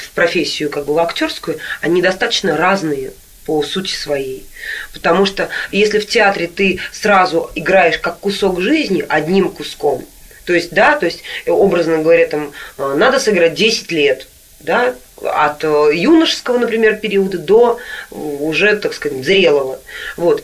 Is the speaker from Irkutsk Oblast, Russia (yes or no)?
no; Nizhny Novgorod, Nizhny Novgorod Oblast, Russia; moved away; Я сама когда-то в детстве в Нижнем Новгороде жила в такой двухэтажной квартире